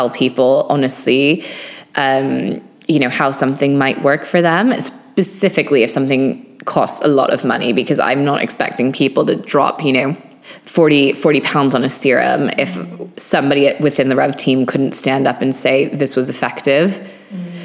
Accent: Maine, United States; now in London, United Kingdom; growing up in Maine and in nature

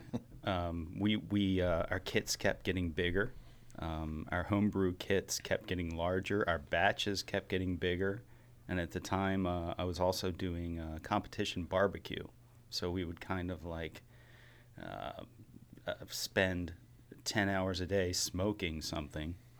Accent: Baltimore, Maryland, United States; were born and bred in Baltimore

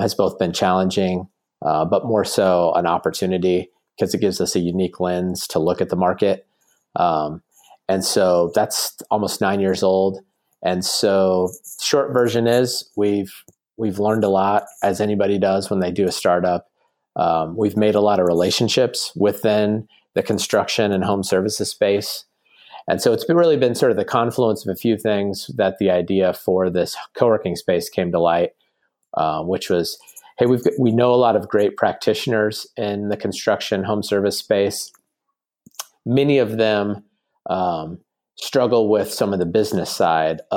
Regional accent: Indianapolis, Indiana, United States; also born or lived in Cabo San Lucas, Mexico; I grew up in Indianapolis. I'm the third born of three boys, and I'm the only one from Indiana.

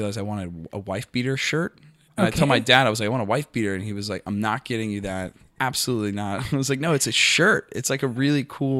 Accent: Tampa, Florida, United States; Tampa, Florida. God's gift to America.

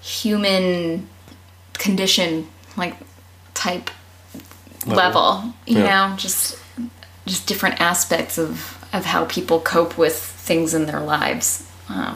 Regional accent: Massachusetts, United States; When I was growing up in Massachusetts, I lived in a pretty sheltered home

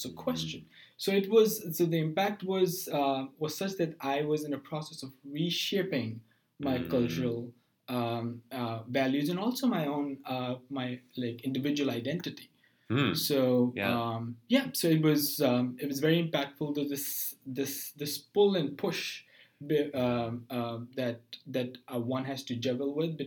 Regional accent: Pakistan; moved away as an adult; now in United States; I'm from Pakistan.

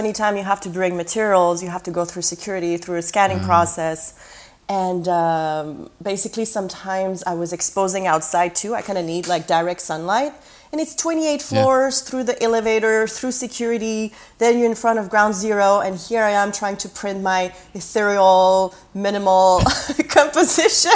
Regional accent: Canada; moved away as an adult; also born or lived in Quebec City, Canada / San Francisco, United States; now in Brooklyn, United States; I'm Canadian, but I don't really have a career in Canada because I've been here for a while

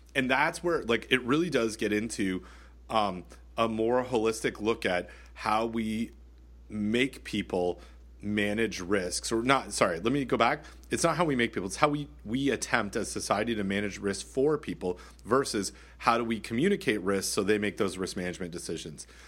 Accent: Canada; I'm Canadian

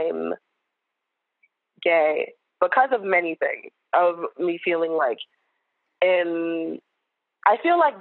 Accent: New York City, New York, United States; I grew up in New York City

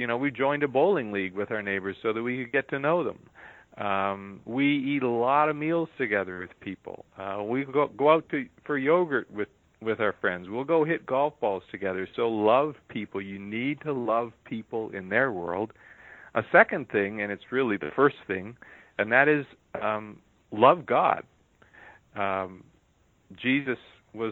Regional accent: United States; as an American

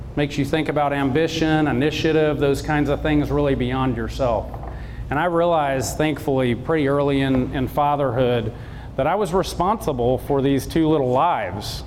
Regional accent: South Georgia, United States; I grew up in South Georgia.

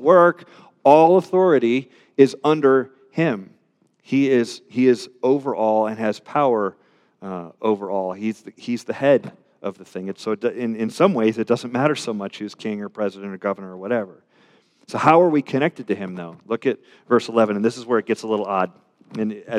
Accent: Richmond, Virginia, United States; I'm a Richmonder

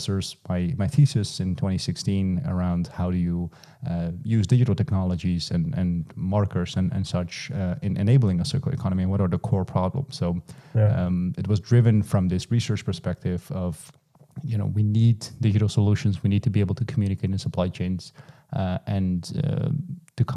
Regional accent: eastern Netherlands, Netherlands; I grew up in the Eastern Netherlands

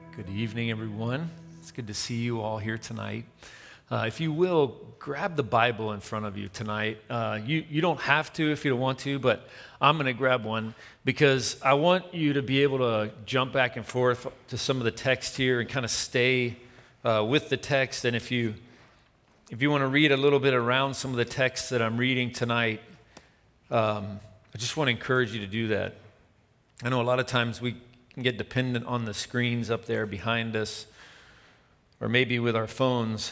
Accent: Tennessee, United States; I'm from Tennessee

